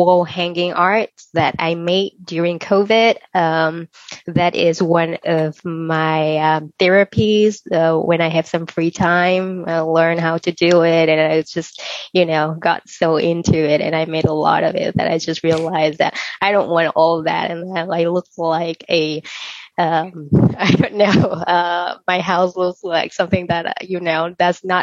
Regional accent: Vietnam; now in Los Angeles, United States; I was born in Vietnam, so I wanted to have something about my country.

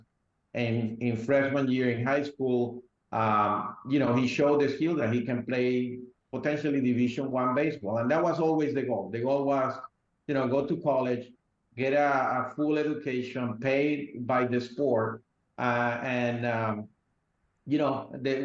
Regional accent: Venezuela; moved away; I grew up in Venezuela

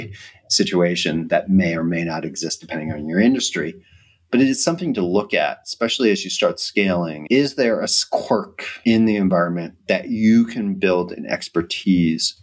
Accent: United States; moved away as an adult; as an American living abroad

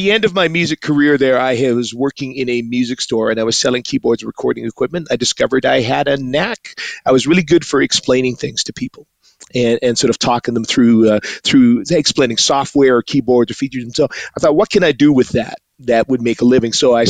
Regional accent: Edmonton, Alberta, Canada; Born and raised in Edmonton. My father came up from Trinidad in 1967. My mom's family came over from the Netherlands in 48. So they met at a little church here in Edmonton. This is where I was born and raised. Grew up sort of in the Christian

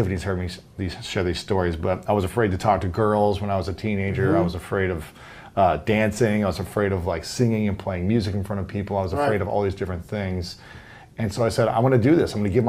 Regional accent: Ohio, United States; I'm from Ohio.

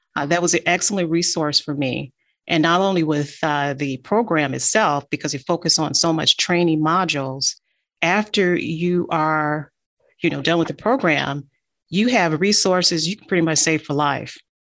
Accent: Detroit, Michigan, United States; also born or lived in Natchez, Mississippi; I was born in Natchez, Mississippi, and I was raised in Detroit. I'm an East Sider in Detroit

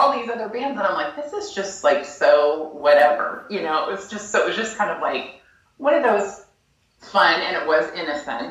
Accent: Napa, California, United States; I grew up in Napa

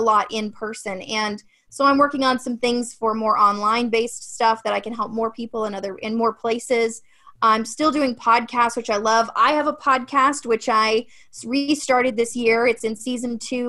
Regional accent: Ohio, United States; moved away; I'm from Ohio originally, so Midwest is kind of my thing

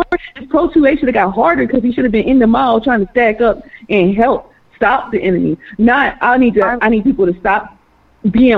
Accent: Baltimore, Maryland, United States; I'm from Baltimore, Maryland

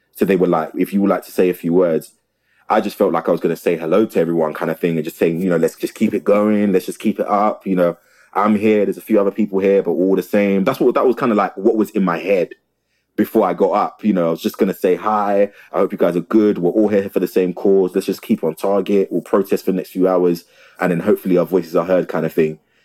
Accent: South London, United Kingdom; I was born and raised in the community. I'm from South

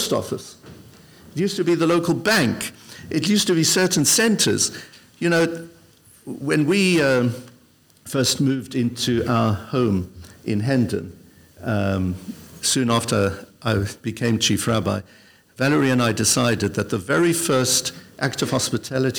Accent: Benoni, Gauteng, South Africa; now in London, United Kingdom; When I was at the most impressionable age, I was growing up in South Africa. My father then was a rabbi. His very first position was in a town called Benoni, just 20 miles outside of Johannesburg

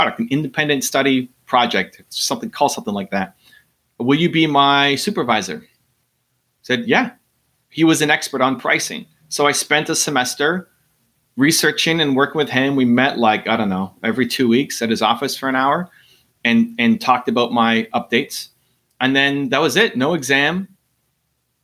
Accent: Canada; I'm Canadian

